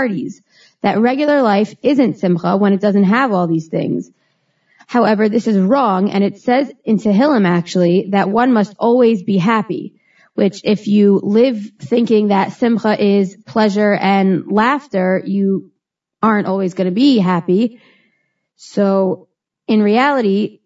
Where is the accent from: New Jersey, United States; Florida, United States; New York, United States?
New Jersey, United States; Teaneck; I was born and raised in Teaneck, New Jersey.